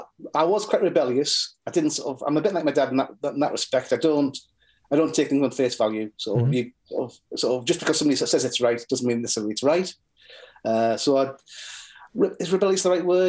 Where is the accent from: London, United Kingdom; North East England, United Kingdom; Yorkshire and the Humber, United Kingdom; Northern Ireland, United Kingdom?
North East England, United Kingdom; Norton; I grew up in Norton. I am in Norton